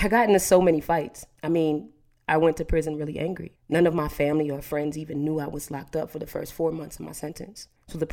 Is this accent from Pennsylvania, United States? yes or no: yes; Harrisburg, Pennsylvania, United States; moved away; also born or lived in Houston, Texas / Pittsburgh, Pennsylvania; I'm originally from Harrisburg, Pennsylvania